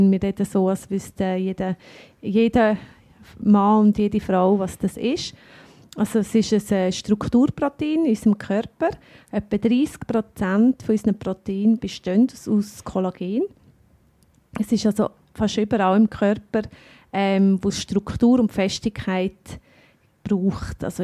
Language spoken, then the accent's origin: German; Bern, Switzerland; also ich kenne mich als Berner